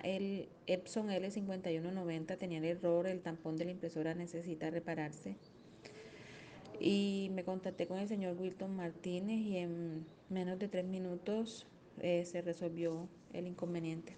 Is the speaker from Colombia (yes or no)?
yes; Montelíbano, Córdoba, Colombia; Soy de Montelíbano